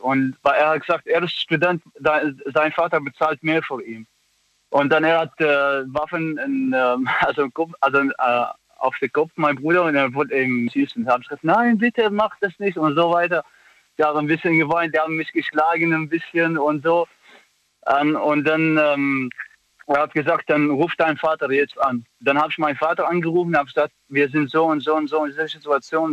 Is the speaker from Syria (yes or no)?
yes; Aleppo, Aleppo Governorate, Syria; German is a second language; moved away as an adult; now in Germany; ich komme aus Syrien